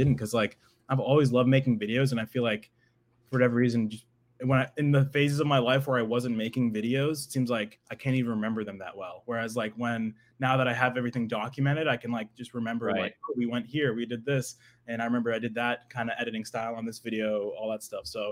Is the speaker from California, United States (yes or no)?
no; New Hampshire, United States; I'm from New Hampshire, like an hour north of Boston